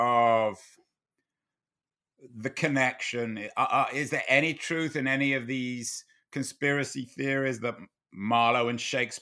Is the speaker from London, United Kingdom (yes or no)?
yes; London, United Kingdom; I mean, I grew up in London, and Deptford then was about the last place in the world you ever wanted to be, on the south bank of the River Thames.